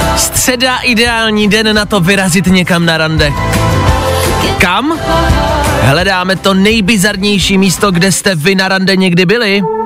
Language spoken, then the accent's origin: Czech; Pilsen, Plzeň Region, Czechia; u nás v Plzni